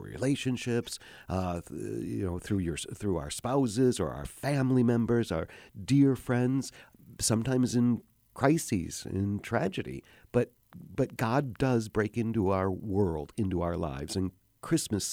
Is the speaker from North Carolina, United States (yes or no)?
no; Oxford, Michigan, United States; now in Chicago, United States; my hometown is Oxford, Michigan. I grew up in Oxford, Michigan